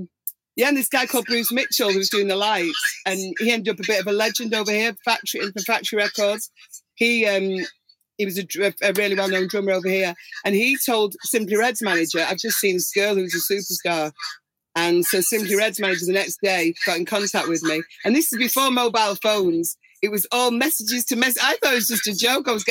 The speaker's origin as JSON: {"language": "English", "town": "Manchester", "region": "North West England", "country": "United Kingdom", "tie": "born or raised there", "said": "my hometown at the Albert Hall here"}